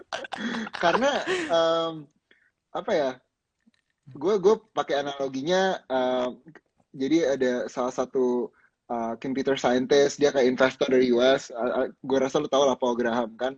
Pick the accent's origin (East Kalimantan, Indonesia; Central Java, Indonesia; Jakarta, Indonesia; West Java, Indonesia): Jakarta, Indonesia; gua, eh, lahir dan besar di Jakarta